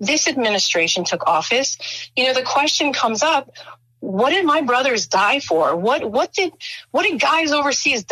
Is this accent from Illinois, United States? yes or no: yes; Chicago, Illinois, United States; moved away; I'm actually from Chicago. So, I mean, born, raised, grew up in Chicago.